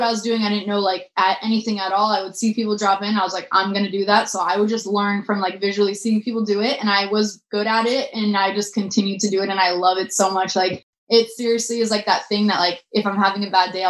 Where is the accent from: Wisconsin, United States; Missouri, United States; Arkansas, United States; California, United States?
California, United States; Orange County; I'm from Orange County. Like, I feel like, you know, I'm just like from this like little city in Orange County